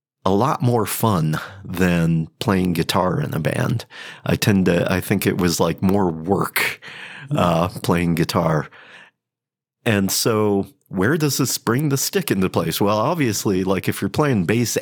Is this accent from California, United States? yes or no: no; Cleveland, Ohio, United States; born and raised in Cleveland, Ohio.